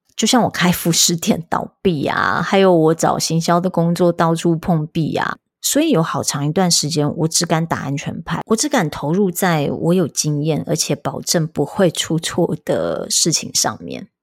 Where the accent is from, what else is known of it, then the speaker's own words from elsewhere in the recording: Tainan, Taiwan; moved away; 我本来就有计划五月中要安排回台南的老家看家人